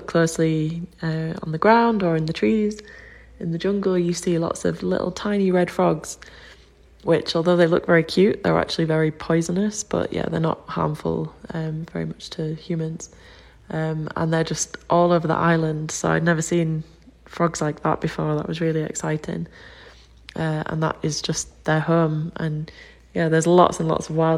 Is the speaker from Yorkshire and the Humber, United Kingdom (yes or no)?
yes; Yorkshire and the Humber, United Kingdom; I'm from Yorkshire in England.